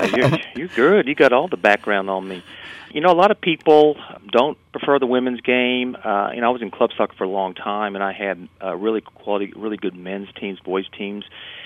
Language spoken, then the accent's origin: English; Texas, United States; it was 35 degrees, and we're from Texas, so that was a shock.